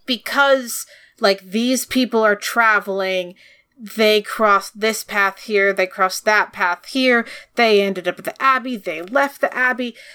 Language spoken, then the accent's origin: English; United States; we're American.